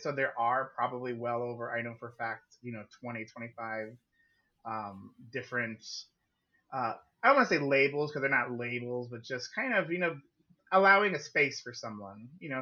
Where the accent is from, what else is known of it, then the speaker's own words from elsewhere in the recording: Yuma, Arizona, United States; also born or lived in Phoenix, Arizona; Born and raised in Yuma, Arizona.